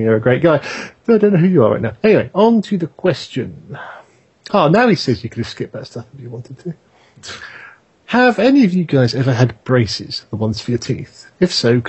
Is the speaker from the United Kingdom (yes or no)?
yes; United Kingdom; I'm British